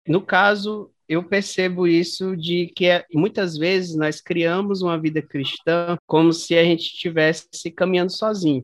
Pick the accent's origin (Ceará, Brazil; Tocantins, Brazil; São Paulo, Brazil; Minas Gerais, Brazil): Tocantins, Brazil; Araguaína; sou nascida e crescida aí de Araguaína, Tocantins